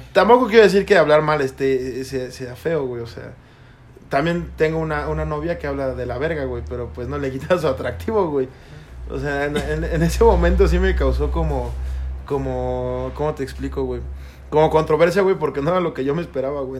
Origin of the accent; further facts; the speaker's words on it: Toluca, State of Mexico, Mexico; nosotros somos de Toluca